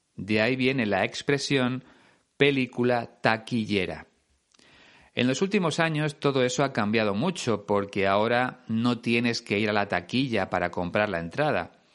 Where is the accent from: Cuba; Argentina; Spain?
Spain; en España usamos el verbo hacer, hacer una foto